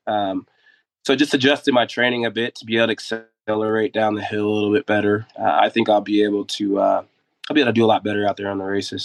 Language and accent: English; Dayton, Ohio, United States; I was a kid from Dayton, Ohio, that just loved to ride his bike, and I had to get around town just to go enjoy it with my friends.